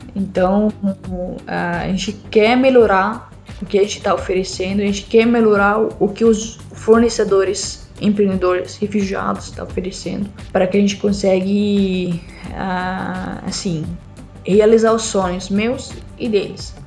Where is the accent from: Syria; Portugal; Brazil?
Syria; Portuguese is a second language; moved away; eu sou síria